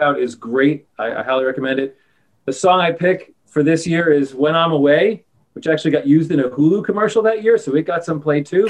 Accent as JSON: {"language": "English", "region": "New York", "country": "United States", "said": "I'm from New York."}